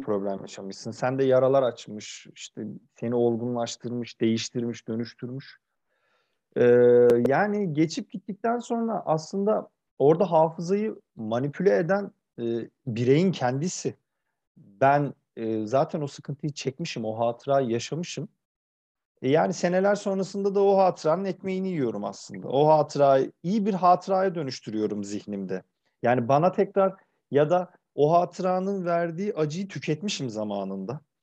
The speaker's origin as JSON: {"language": "Turkish", "region": "Kırıkkale", "country": "Turkey", "tie": "born or raised there", "also_born_or_lived": "Ankara (Mamak)", "said": "bunun büyük bir kısmını işte yalnız işte Kırıkkale'de Sanayi Mahallesi'nin tepesinde yaşayan anneannemle geçirdim."}